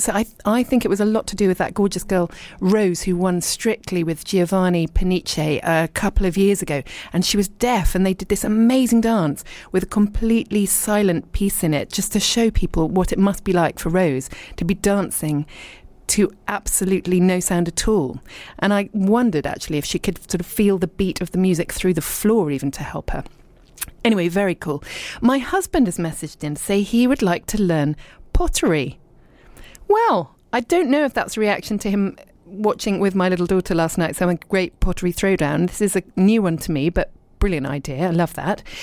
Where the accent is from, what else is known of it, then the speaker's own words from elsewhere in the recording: Dorset, South West England, United Kingdom; also born or lived in Richmond, London / London / abroad; now in East Sheen, London, United Kingdom; I was born in Richmond. And in fact, I was born a couple of streets from where I live now. Uh, but then I was brought up in Dorset